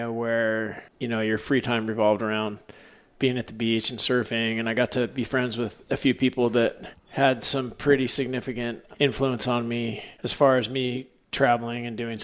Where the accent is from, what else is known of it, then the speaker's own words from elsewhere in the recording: San Diego, California, United States; growing up in San Diego